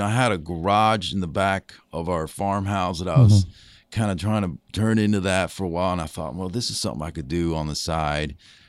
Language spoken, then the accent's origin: English; Minneapolis, Minnesota, United States; also born or lived in New York City; Yeah, I grew up in the Twin Cities, Minneapolis, St. Paul.